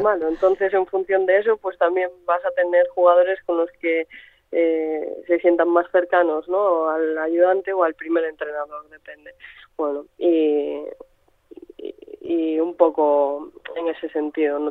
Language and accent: Spanish; Santiago de Compostela, Galicia, Spain; crecí en Santiago